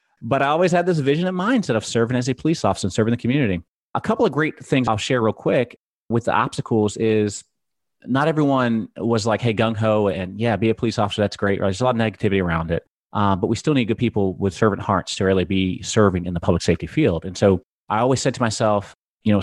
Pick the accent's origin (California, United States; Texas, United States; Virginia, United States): Virginia, United States; Gloucester County; I am originally from Gloucester County, Virginia. So from the East Coast.